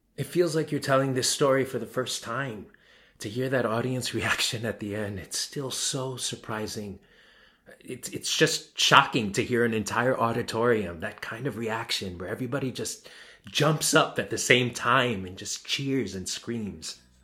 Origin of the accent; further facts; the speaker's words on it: New York, United States; I'm a New Yorker